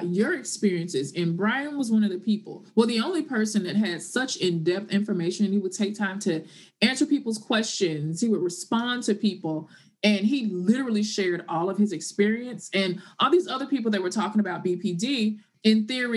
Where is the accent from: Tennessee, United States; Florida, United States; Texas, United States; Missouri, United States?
Tennessee, United States; Memphis; moved away as an adult; also born or lived in Martin, Tennessee; now in New York City, United States; Born and raised in Tennessee, Memphis, Tennessee, to be exact